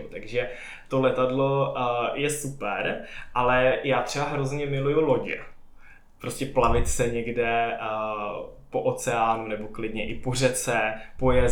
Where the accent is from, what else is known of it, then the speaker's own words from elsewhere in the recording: Bohemia, Czechia; pocházím z Čech, kde nemáme